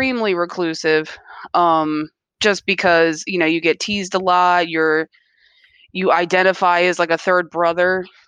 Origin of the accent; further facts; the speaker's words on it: Columbia, Maryland, United States; From Columbia, right here in Maryland